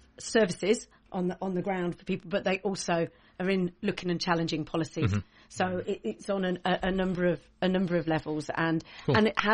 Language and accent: English; Essex, East of England, United Kingdom; moved away as an adult; also born or lived in London; now in North East England, United Kingdom; I'm from Essex.